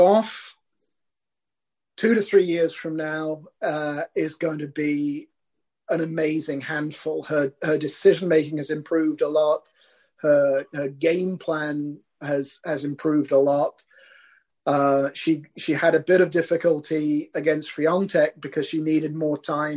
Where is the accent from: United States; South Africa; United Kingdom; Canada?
United Kingdom; as a Brit